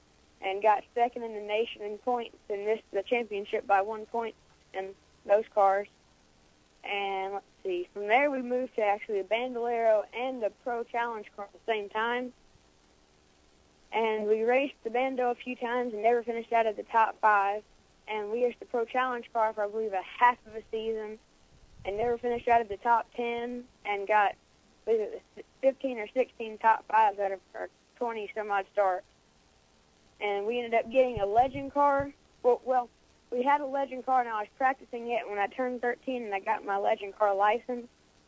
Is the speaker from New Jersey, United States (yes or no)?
no; Brentwood, Tennessee, United States; Brentwood, Tennessee.